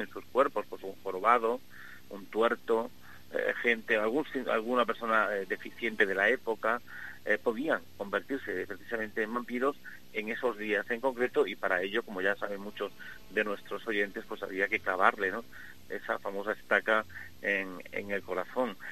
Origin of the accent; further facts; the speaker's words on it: Extremadura, Spain; moved away as an adult; also born or lived in Madrid; ya no estoy en Madrid, ahora estoy en mi, tierra, en Extremadura, trabajando precisamente en mi pueblo